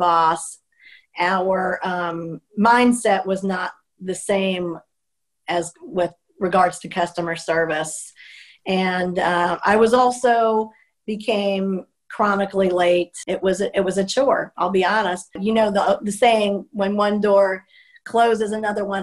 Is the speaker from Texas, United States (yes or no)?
no; Miami, Florida, United States; also born or lived in Brooklyn, New York; I grew up in Miami, and the first 9 years of my life was actually in Brooklyn, New York. And we moved down to Miami